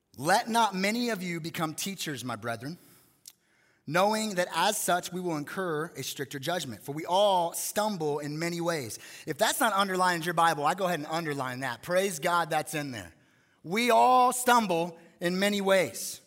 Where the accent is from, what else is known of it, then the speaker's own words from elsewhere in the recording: Las Vegas, Nevada, United States; I grew up here in Las Vegas